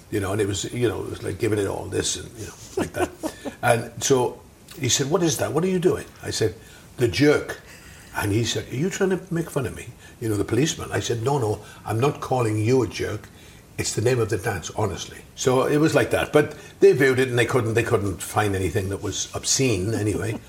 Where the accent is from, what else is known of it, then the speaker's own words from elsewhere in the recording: South Wales, United Kingdom; I grew up in South Wales